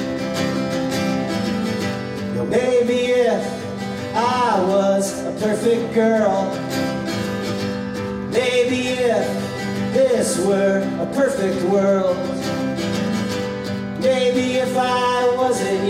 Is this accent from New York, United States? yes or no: yes; New York City, New York, United States; now in Edinburgh, United Kingdom; I live here now in Edinburgh. I'm from New York City